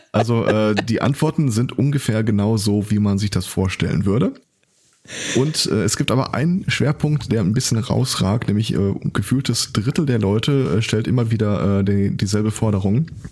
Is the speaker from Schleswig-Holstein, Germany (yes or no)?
no; home town covered by the Westfalenpost, North Rhine-Westphalia, Germany; meine Heimatstadt